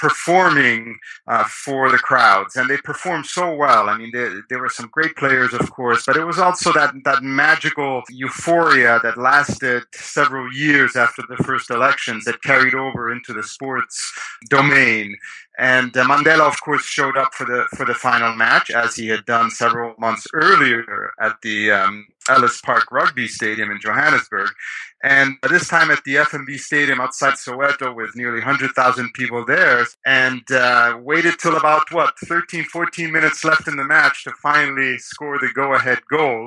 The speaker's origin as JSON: {"language": "English", "town": "Rome", "region": "Lazio", "country": "Italy", "tie": "born or raised there", "said": "I was born in Rome, Italy, and grew up there"}